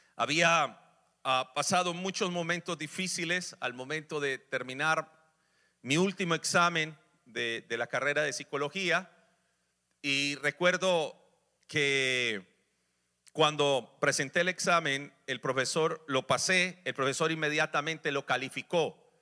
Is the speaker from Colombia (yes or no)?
yes; Colombia; moved away; en mi país, Colombia